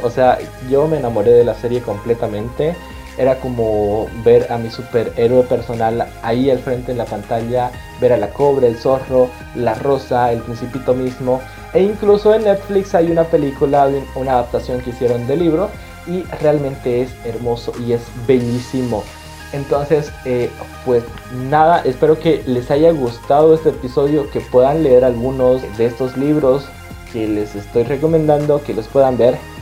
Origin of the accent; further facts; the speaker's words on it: Bolivia; nuestra cultura como bolivianos